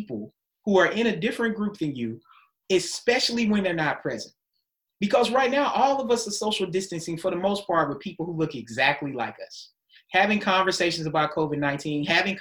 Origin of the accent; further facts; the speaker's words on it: United States; also born or lived in Germany / Maryland; we were Americans. I mean, we were Americans first, and we were Black Americans